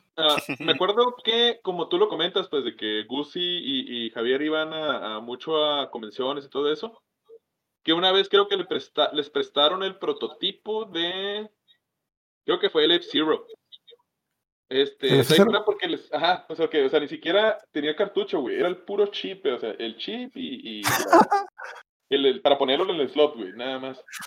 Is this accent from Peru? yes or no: no; northern Mexico, Mexico; somos los pinches norteños